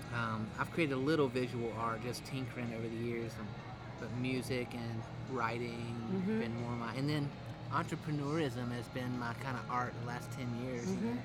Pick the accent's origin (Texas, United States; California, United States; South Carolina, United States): South Carolina, United States; Rock Hill; moved away as an adult; also born or lived in Asheville; I grew up in Rock Hill.